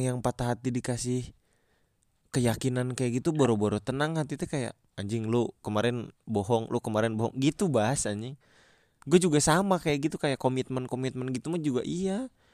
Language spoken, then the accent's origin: Indonesian; Bandung, West Java, Indonesia; gua orang Bandung udah lama